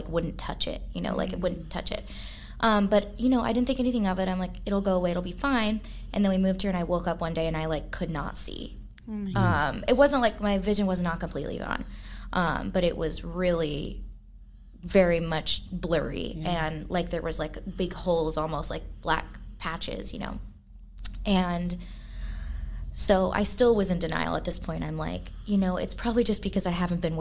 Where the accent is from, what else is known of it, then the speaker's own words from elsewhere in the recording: Dallas, Texas, United States; moved away as an adult; also born or lived in Fort Worth; I'm grew up in Dallas